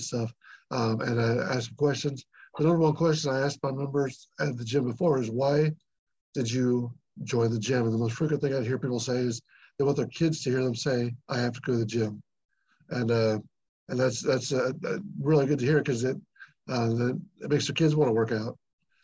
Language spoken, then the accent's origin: English; Newton, United States; I'm from Newton originally